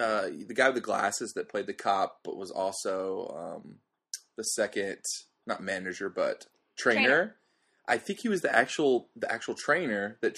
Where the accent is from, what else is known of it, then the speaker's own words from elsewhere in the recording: North Carolina, United States; moved away; I come from North Carolina